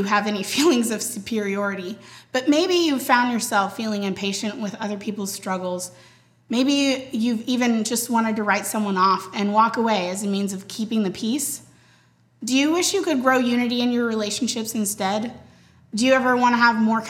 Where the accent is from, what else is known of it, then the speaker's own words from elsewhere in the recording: Lake Jackson, Texas, United States; moved away as an adult; now in San Antonio, United States; I was born in Lake Jackson, Texas